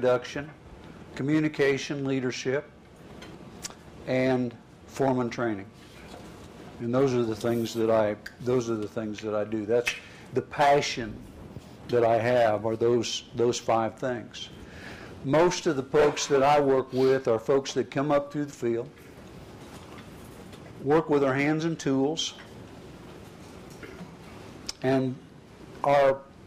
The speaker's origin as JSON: {"language": "English", "region": "southern Indiana", "country": "United States", "tie": "born or raised there", "lives_now": "Indianapolis, United States", "said": "Grew up on a little farm in southern Indiana."}